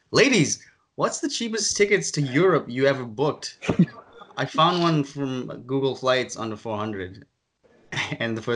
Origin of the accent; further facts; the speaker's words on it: Ireland; now in Boston, United States; my home country, Ireland, because like I'm